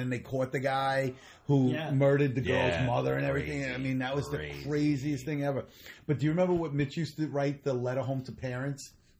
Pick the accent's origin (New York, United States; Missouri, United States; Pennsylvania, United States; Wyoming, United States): New York, United States; New York City; I'm from Queens.